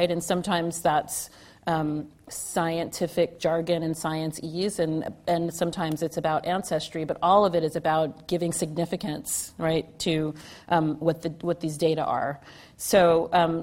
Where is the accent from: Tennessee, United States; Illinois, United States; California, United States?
California, United States; Southern; moved away as an adult; also born or lived in New York City; I'm from California and from Southern California